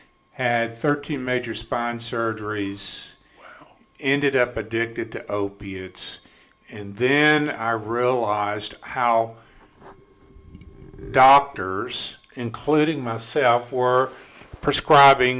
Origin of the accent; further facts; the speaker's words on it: Canton, Mississippi, United States; also born or lived in Jackson, Mississippi; I grew up in Canton, Mississippi